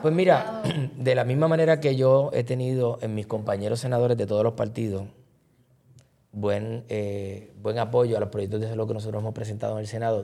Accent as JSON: {"language": "Spanish", "town": "Caguas", "country": "Puerto Rico", "said": "de Cagua, de mi pueblo"}